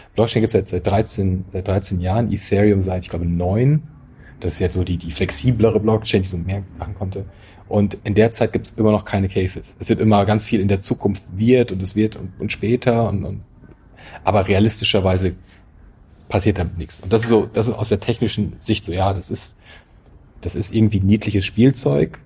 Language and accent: German; North German Plain, Northern Germany, Germany; ich bin halt auf dem Land aufgewachsen, irgendwo in, in der norddeutschen Tiefebene, wo es mehr Kühe als Menschen gibt